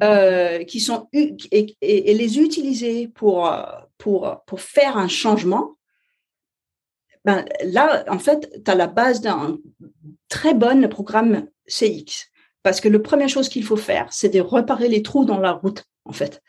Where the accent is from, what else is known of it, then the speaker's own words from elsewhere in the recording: Denmark; French is a second language; je suis danoise, alors euh, français c'est pas ma première langue